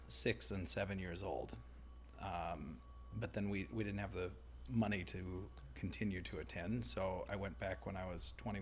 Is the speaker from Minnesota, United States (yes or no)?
yes; Minnesota, United States; also born or lived in Portland, Oregon; I'm kind of Minnesota raised. I was born in Portland, Oregon, but I moved back here before I can remember